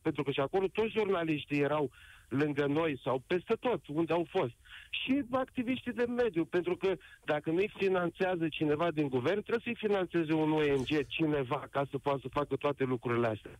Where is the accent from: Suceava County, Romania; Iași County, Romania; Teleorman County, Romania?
Suceava County, Romania; Fălticeni; moved away as an adult; eu m-am întors în țară după 24 de ani și uh, sunt din Falticeni, județul Suceava